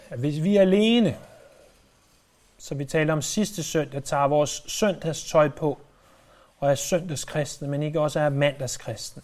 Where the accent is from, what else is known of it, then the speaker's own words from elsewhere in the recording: Denmark; jeg er født i Danmark